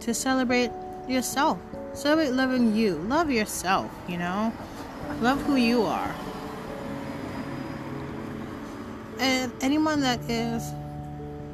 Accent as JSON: {"language": "English", "country": "United States", "said": "I'm American."}